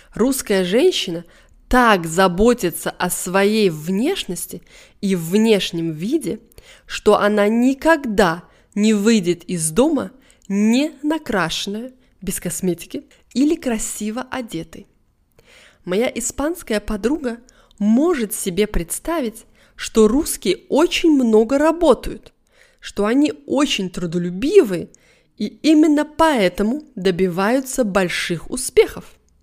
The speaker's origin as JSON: {"language": "Russian", "country": "Russia", "said": "я, может быть, неправильная русская"}